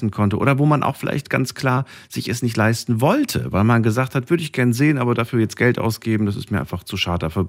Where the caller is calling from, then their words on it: Losheim am See, Saarland, Germany; Ich bin aus dem Saarland. Aus der Ecke Saarland, na gut. Aus, ist... aus Losheim am See.